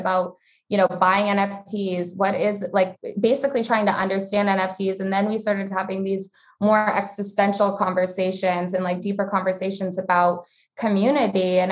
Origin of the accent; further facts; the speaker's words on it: Vermont, United States; I grew up in Vermont